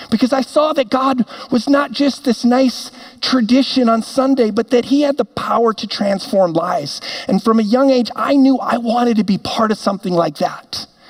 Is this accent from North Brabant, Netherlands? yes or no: no; Amsterdam, North Holland, Netherlands; now in Minnetonka, United States; because I was born and raised in Amsterdam. My parents were missionaries there, and they had a real heart to reach the young people of that city who would not walk into a church.